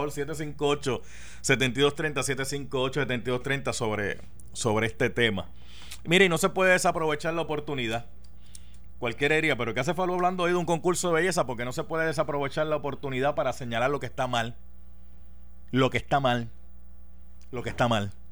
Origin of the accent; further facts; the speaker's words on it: Puerto Rico; oh, María, yo soy boricua para que tú lo sepas